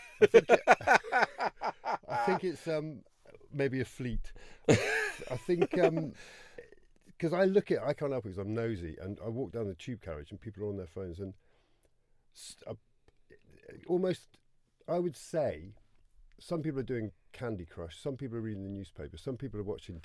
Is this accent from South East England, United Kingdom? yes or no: no; Cheddar, South West England, United Kingdom; also born or lived in Falmouth, Cornwall; I grew up near the Mendip Hills, near Cheddar